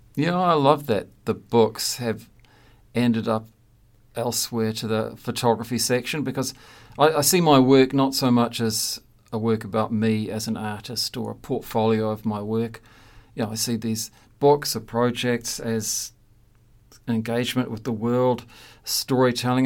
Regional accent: Christchurch, Canterbury, New Zealand; moved away as an adult; also born or lived in Hamilton; left my hometown of Christchurch looking for a job after graduating from art school

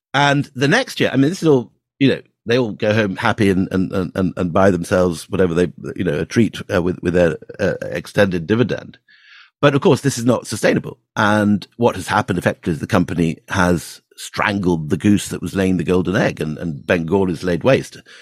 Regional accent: Scotland, United Kingdom; I actually grew up um, as Andrew did in, in Scotland

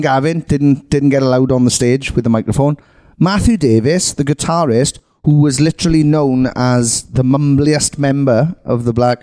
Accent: Merthyr Tydfil, Wales, United Kingdom; I come from Merthyr Tydfil, 2008's third roughest town in Britain

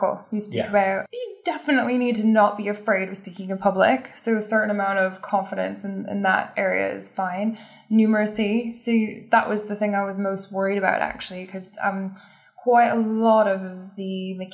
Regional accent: Kansas, United States; now in London, United Kingdom; I'm from Kansas

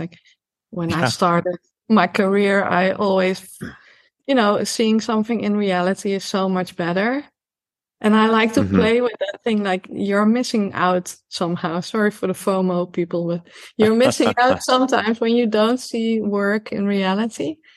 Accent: Netherlands; also born or lived in Amsterdam; I grew up in the Bible Belt. So we have a Bible Belt here as well, just like in the US. It's just smaller, you know, it runs through, Holland

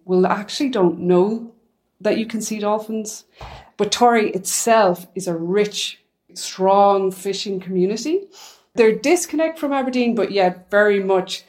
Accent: Ireland; moved away; I'm from Ireland

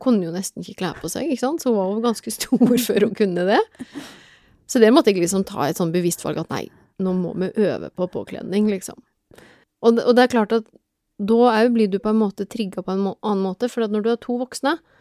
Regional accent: Telemark, Norway; moved away as an adult; now in Oslo, Norway; jeg er fra Telemark opprinnelig, men jeg har bodd i Oslo siden 1996

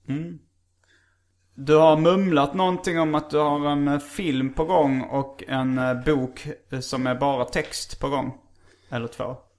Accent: Hjärup, Skåne, Sweden; som vi spelar sönder rätt mycket på vinylspelaren hemma i Hjärup

